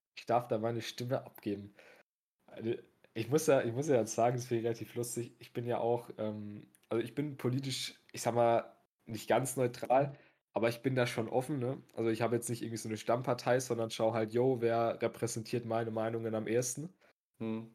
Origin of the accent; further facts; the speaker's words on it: Coburg, Bavaria, Germany; in meiner, in meiner Heimatstadt, im guten äh, Coburg